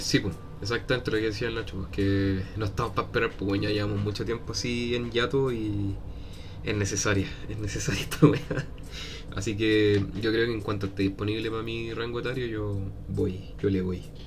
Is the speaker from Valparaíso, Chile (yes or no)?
no; Peñalolén, Santiago Metropolitan Region, Chile; Soy de Peñalolén